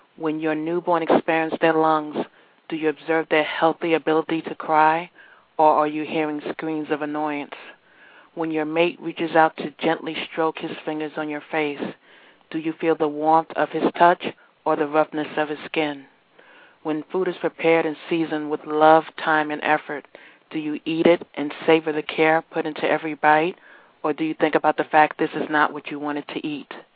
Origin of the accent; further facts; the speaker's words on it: New York, United States; now in Virginia, United States; originally from New York, currently residing in Virginia